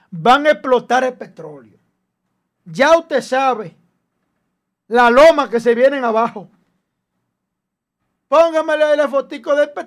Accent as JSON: {"language": "Spanish", "country": "Dominican Republic", "said": "a mí me duele mi pueblo"}